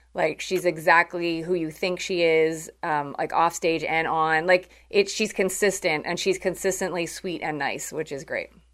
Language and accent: English; Canada; I'm from Canada